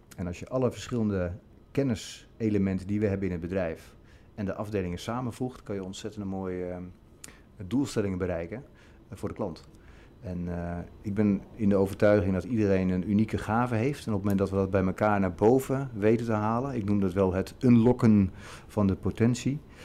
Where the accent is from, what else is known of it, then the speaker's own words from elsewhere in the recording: Zeist, Utrecht, Netherlands; Ik ben opgegroeid in de provincie Utrecht